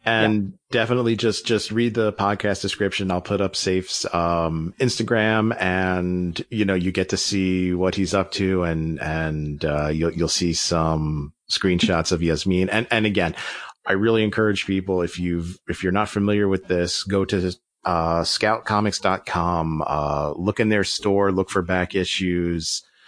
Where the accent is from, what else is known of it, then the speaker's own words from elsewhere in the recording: United States; as an American